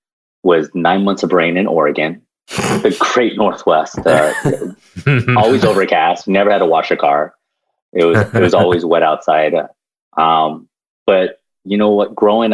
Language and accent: English; Seoul, South Korea; born there; And I said, yes, I am. I was born in Seoul.